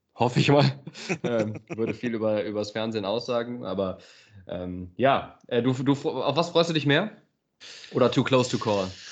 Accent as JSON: {"language": "German", "town": "Aachen", "region": "North Rhine-Westphalia", "country": "Germany", "said": "als Aachener, ne, als Öscher"}